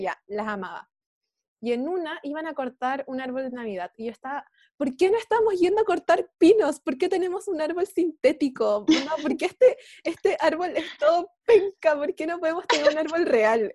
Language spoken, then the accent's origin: Spanish; Chile; nosotros como, como chilenes, chilenos y chilenas